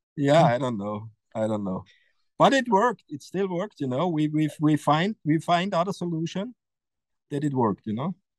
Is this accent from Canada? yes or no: no; Austria; English is a second language; it's my hometown you know and it's it's a very powerful place